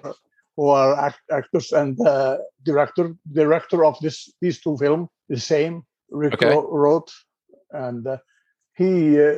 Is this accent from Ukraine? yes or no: no; Iceland; I'm originally from Iceland.